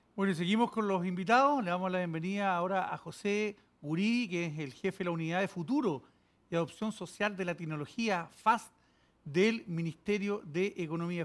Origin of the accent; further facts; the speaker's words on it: Chile; como chilenos